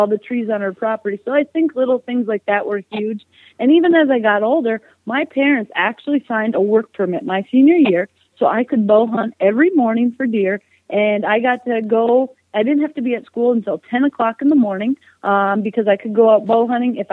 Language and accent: English; Minnesota, United States; born or raised there